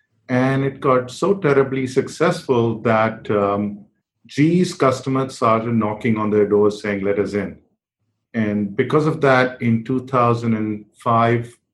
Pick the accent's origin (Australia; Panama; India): India; New Delhi, Delhi; I was growing up in New Delhi in India